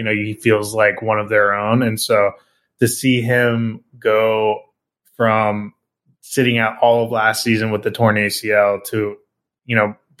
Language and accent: English; Portland, Oregon, United States; moved away as an adult; now in San Francisco Bay Area, United States; I've always been an NBA guy growing up in Portland.